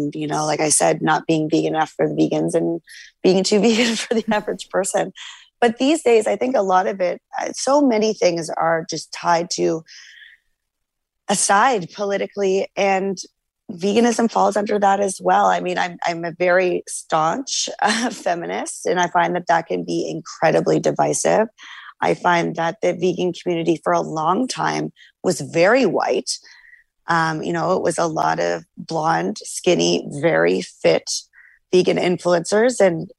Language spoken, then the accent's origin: English; Canada